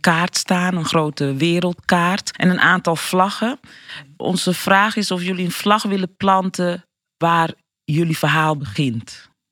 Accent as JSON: {"language": "Dutch", "town": "Rotterdam", "region": "South Holland", "country": "Netherlands", "said": "Ik kom uit Rotterdam"}